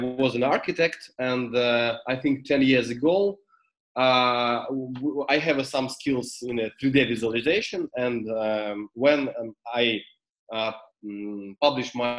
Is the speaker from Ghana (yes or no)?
no; Ukraine; English is a second language; I'm from Ukraine